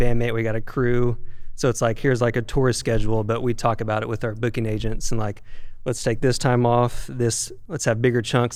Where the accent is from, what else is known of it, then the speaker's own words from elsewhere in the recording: Bentonville, Arkansas, United States; now in Los Angeles, United States; I'm from Bentonville, Arkansas uh, Walmart shout out